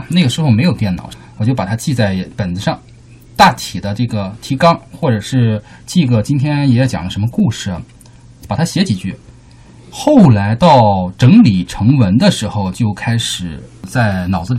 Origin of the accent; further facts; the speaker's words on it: Jinan, Shandong, China; 对，山东济南，